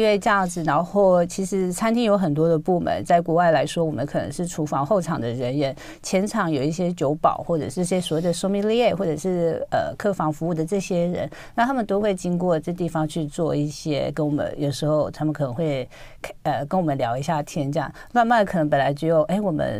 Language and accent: Chinese; Taiwan; also born or lived in France; 那就先回台湾好了。